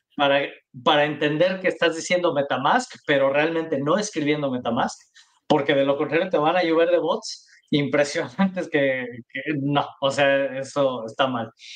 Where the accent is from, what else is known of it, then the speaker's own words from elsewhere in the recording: Mexico; los tres somos mexicanos